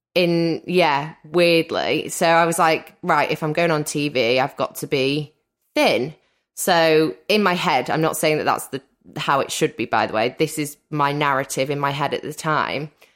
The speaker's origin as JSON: {"language": "English", "region": "Wales", "country": "United Kingdom", "said": "Wales is actually very rural, quite, um, I live by the seaside."}